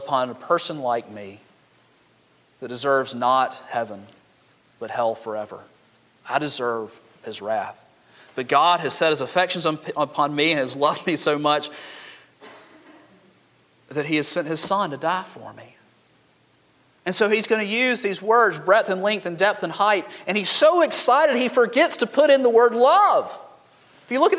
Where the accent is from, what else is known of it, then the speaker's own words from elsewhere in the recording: Montgomery, Alabama, United States; I grew up in Montgomery where everybody's foundation is cracked